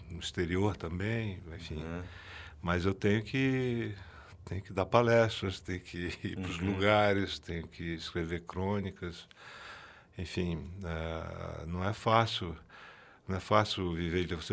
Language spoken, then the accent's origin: Portuguese; Brazil; Eu sou brasileiro e amo ler.